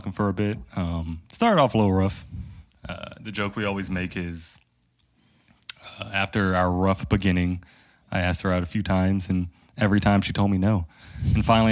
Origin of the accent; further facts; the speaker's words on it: Henrico, Virginia, United States; I grew up in the same house, same place, down in Henrico in Virginia. I never moved.